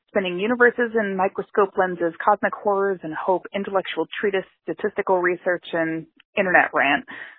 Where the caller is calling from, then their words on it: Pittsburgh, Pennsylvania, United States; I'm calling from Pittsburgh, Pennsylvania